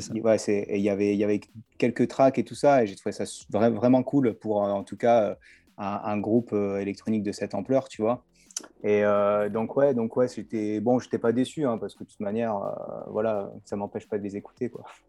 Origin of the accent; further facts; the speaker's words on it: Nice, Provence-Alpes-Côte d'Azur, France; je suis de Nice, exactement, donc en fait, bah, je suis à Nice, là